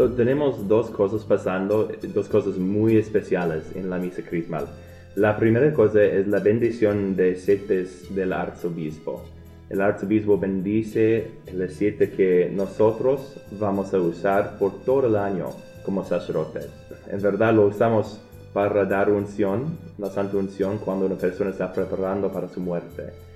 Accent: Omaha, Nebraska, United States; Yo vengo de Omaha. Yo, en verdad, es mi ciudad

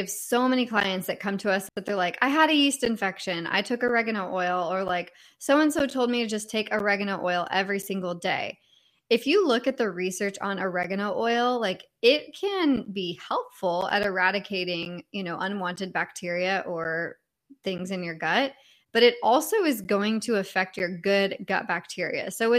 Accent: California, United States; I'm originally from California, so I'm just used to the sun all year long, which I know is not normal.

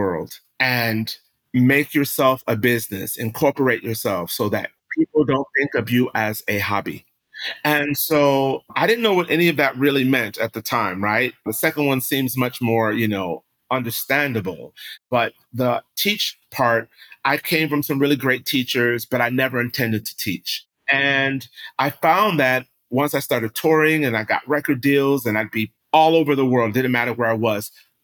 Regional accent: Rochester, New York, United States; I am from New York. I grew up upstate New York in Rochester

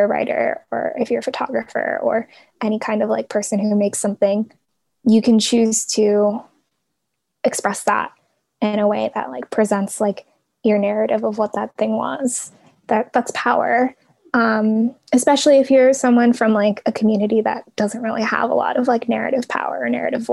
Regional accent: Portland, United States; I grew up in Portland

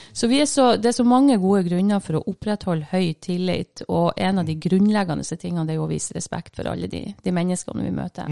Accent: Bodø, Nordland, Norway; Jeg kommer ifra Bodø. Fra Rønvika i Bodø.

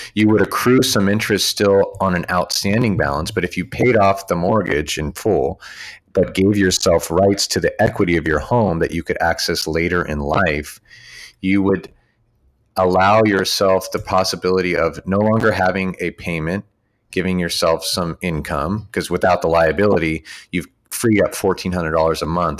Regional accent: near Santa Clara, California, United States; near my hometown

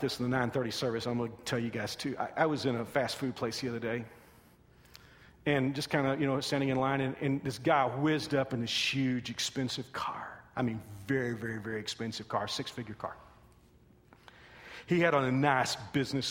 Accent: Texas, United States; I'm from Texas

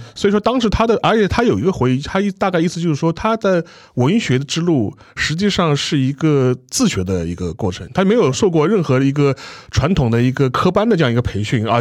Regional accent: China; 我们中国人

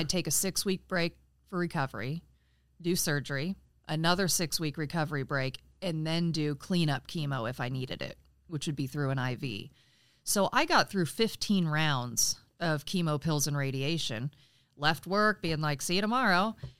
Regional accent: Frankfort, Indiana, United States; I'm actually from Frankfort, Indiana

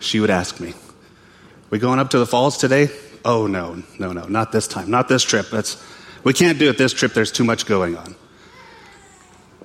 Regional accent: western Montana, United States; moved away; I'm from Montana. Born and raised, grew up there, western Montana. I grew up in a little town on the Flathead Indian Reservation at the base of the Mission Mountains

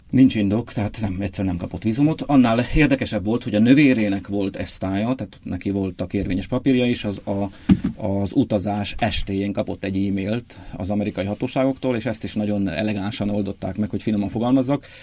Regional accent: Odorheiu Secuiesc, Harghita County, Romania; moved away as an adult; also born or lived in Praid, Romania; now in Budapest, Hungary; én egy Ceausescu országában nőttem föl, ahol komoly kihívást jelentett az, hogy Parajdról a 36 kilométerre lévő Székelyudvarhelyre

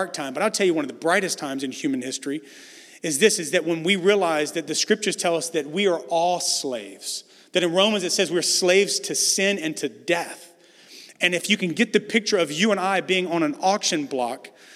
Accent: the South, United States; moved away as an adult; now in San Francisco, United States; I know I'm from the South

